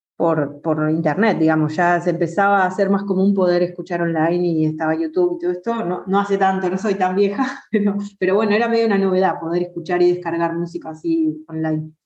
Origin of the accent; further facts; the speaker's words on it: Argentina; also born or lived in Buenos Aires; soy una cantante argentina